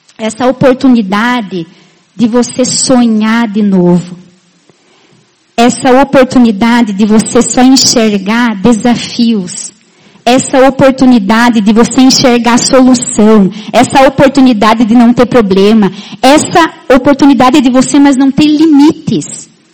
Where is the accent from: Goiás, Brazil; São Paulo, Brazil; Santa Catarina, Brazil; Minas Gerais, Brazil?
Santa Catarina, Brazil; Itá; moved away as an adult; also born or lived in Maringá; now in Chapecó, Brazil; eu sou da terra de um diamante. Isso, eu sou de Itá.